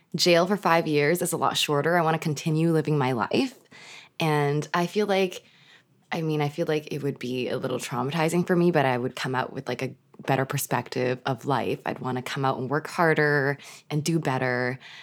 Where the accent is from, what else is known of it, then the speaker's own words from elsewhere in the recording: Canada; We're Canadian